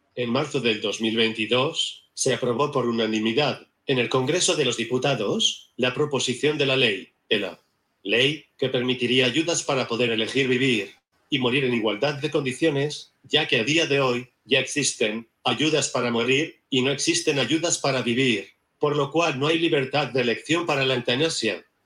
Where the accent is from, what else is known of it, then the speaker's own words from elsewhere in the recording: Barcelona, Catalonia, Spain; soy de Barcelona